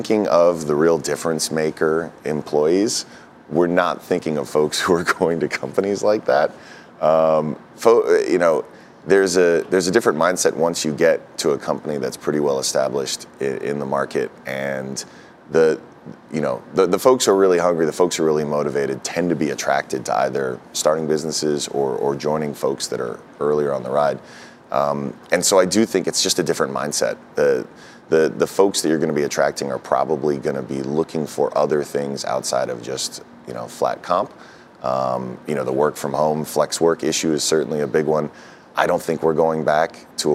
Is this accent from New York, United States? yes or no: yes; New York City, New York, United States; I'm a New Yorker. I was born in Fort Greene